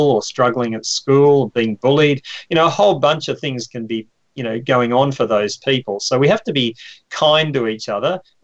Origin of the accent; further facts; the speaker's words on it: Victoria, Australia; moved away as an adult; now in London, United Kingdom; I'm Australian. I grew up on a farm.